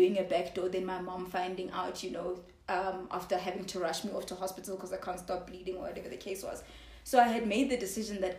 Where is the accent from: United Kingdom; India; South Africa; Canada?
South Africa; Johannesburg, Gauteng; also born or lived in Zimbabwe / Lesotho / Kenya; I grew up in Joburg predominantly. But my dad worked all over Africa. So 2 years of my life I spent in Zimbabwe